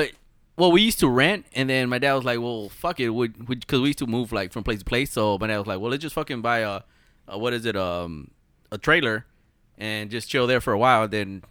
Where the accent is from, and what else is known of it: Los Angeles, California, United States; born or raised there